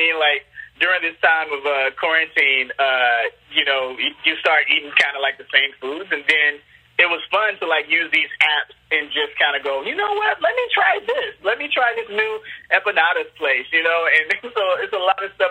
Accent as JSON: {"language": "English", "town": "Chicago", "region": "Illinois", "country": "United States", "tie": "born or raised there", "said": "I'm from Chicago. It's just, you know, it reminds me of being a little kid in Chicago"}